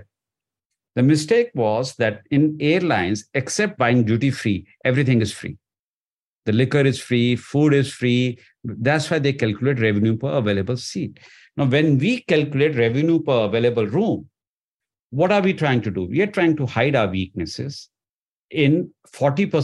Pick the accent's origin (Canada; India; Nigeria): India; moved away; I came from India